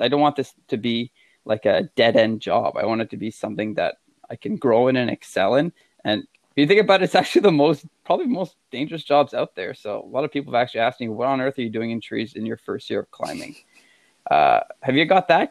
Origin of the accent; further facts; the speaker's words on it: Quebec, Canada; I'm from Quebec and we're pretty stubborn out here, as French Canadians